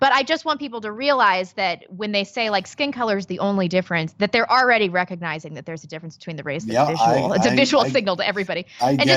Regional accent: Midwest, United States; I'm from the Midwest

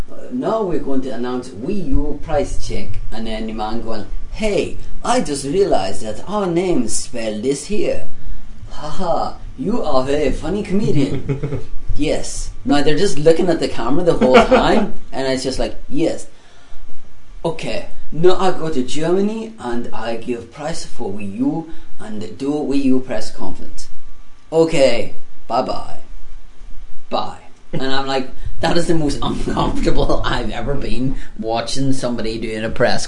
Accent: Australia; How much? I'm Australian.

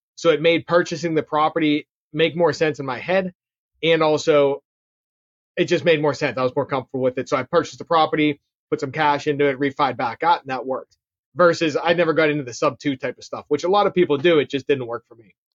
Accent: Pittsburgh, Pennsylvania, United States; I'm born and raised in Pittsburgh, which my accent can probably tell you

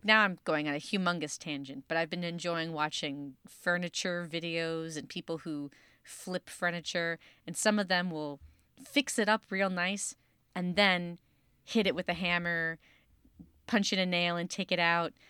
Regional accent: Chicago, Illinois, United States; accent: Chicago; my Chicago accent

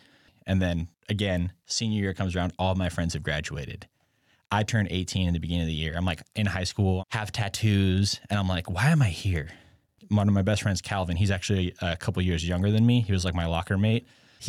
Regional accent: Grass Valley, California, United States; So Grass Valley, I always define it as like there's two parallels and there's like a lot of hippies and a lot of rednecks.

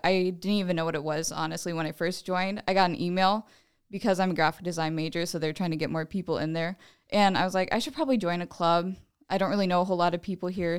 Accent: Fort Dodge, Iowa, United States; I'm from Fort Dodge originally. I went to Saint Ed's

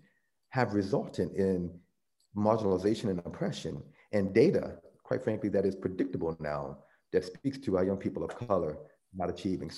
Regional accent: the South, United States; I grew up in the South, and my family would refer to it as the Jim Crow South.

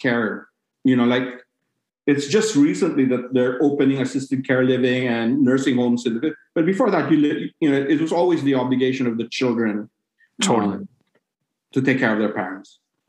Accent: Cebu City, Central Visayas, Philippines; moved away; So I'm from Cebu City.

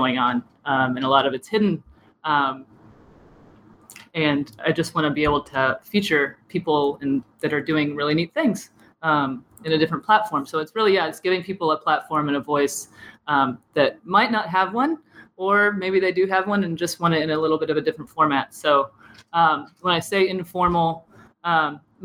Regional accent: Lawrence, Kansas, United States; moved away as an adult; I'm from Lawrence. I went through all the schools here. I went to KU

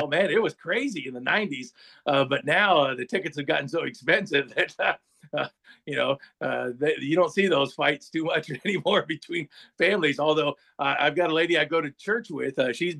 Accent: Warren, Ohio, United States; born there; But it comes back to I was born in Warren, Ohio.

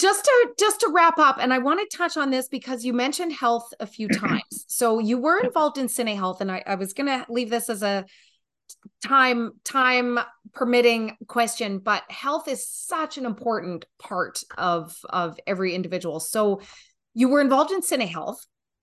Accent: Canada; also born or lived in Newfoundland / Nova Scotia / Alberta; I'm a Canadian. I've lived in Newfoundland, Nova Scotia, Alberta, BC. I'm out on the West Coast right now

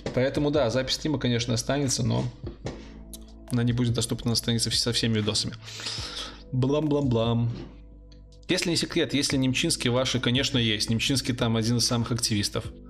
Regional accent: Brest, Brest Region, Belarus; я не сдавал ЕГЭ, а, я из Беларуси. У нас тут ЦТ

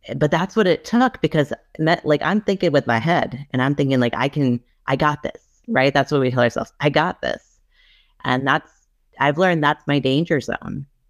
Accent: Rhode Island, United States; I'm from Rhode Island

